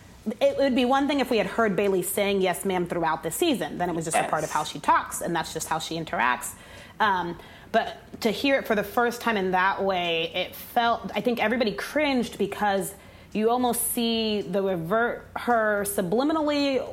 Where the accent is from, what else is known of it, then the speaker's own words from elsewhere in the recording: the South, United States; Yeah, I am from the South. I'm transparently growing up. I said yes, ma'am, to everybody.